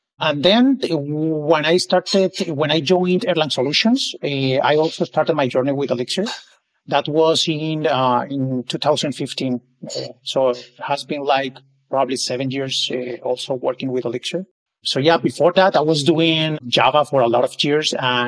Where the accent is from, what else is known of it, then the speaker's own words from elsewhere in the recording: Colombia; now in Barcelona, Spain; So right now I'm based in Barcelona, Spain. I moved here for work purposes 3 years ago, but I'm originally from Colombia.